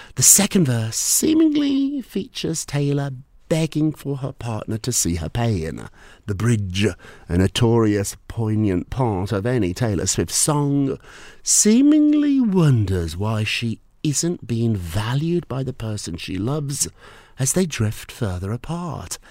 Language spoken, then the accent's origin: English; United Kingdom; moved away as an adult; now in New York, United States